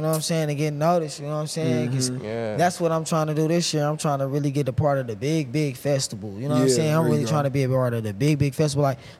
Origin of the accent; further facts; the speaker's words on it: Tulsa, Oklahoma, United States; I'm from a small town. I'm from Tulsa.